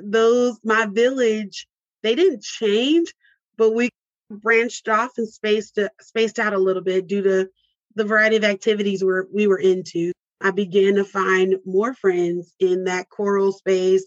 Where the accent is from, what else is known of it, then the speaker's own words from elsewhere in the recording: Mesquite, Texas, United States; also born or lived in California / Louisiana; But even to be raised in a suburb of Dallas, I was not engulfed into the Dallas culture